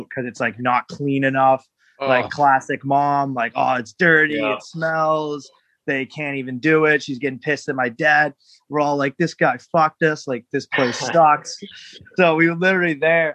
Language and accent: English; New Hampshire, United States; I'm from New Hampshire